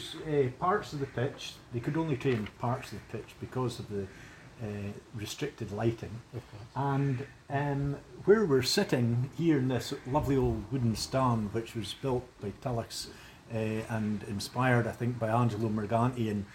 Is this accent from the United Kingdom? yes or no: yes; Forfar, Scotland, United Kingdom; having been brought up in Shanghai, just over the wall there.